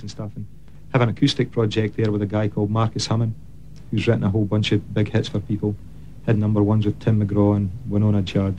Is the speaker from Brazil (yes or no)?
no; Scotland, United Kingdom; moved away as an adult; also born or lived in Dunfermline; now in Nashville, United States; I grew up in a tiny little coal mining village in Scotland